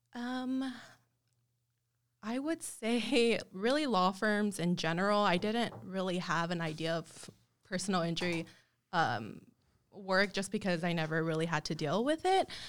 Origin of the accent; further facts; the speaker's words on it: El Paso, Texas, United States; moved away as an adult; also born or lived in Austell, Georgia; now in San Antonio, United States; And I was raised in El Paso, Texas.